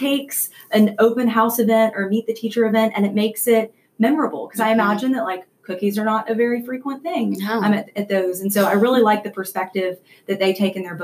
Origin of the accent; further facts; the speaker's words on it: Canada; moved away; I am originally born and raised in Canada